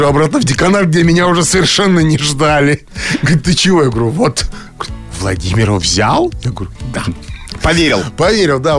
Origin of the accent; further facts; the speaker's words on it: Siberia, Russia; born there; Родил, я родился в Сибири.